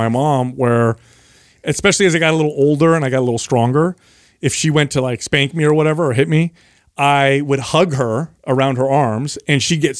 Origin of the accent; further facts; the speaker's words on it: San Jose, California, United States; I grew up in San Jose